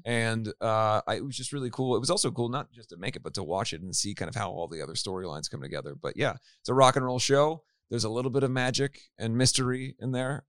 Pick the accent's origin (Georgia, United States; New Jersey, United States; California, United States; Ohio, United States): Ohio, United States; Cincinnati; I grew up in Cincinnati, Ohio.